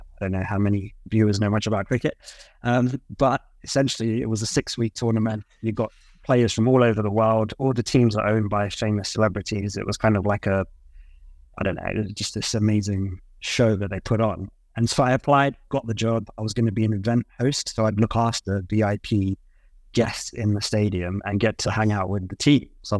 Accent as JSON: {"language": "English", "region": "London", "country": "United Kingdom", "tie": "born or raised there", "said": "So I was born in East London, so family's pretty much always been there."}